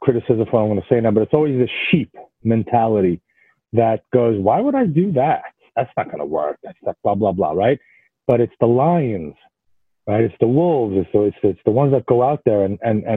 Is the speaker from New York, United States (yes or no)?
yes; New York City, New York, United States; moved away as an adult; also born or lived in Israel; now in Florida, United States; living in New York City and growing up in New York City